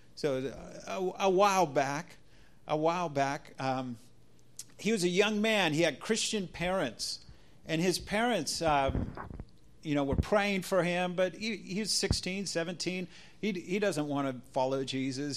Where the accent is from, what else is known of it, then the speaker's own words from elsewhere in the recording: United States; as an American